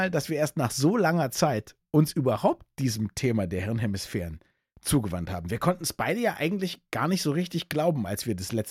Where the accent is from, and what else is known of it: Berlin, Germany